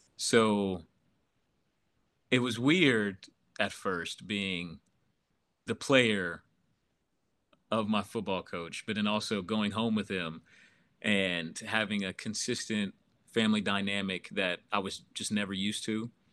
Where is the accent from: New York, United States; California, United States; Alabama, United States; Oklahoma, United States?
Oklahoma, United States; Oklahoma City; grew up in Oklahoma City pretty much my whole life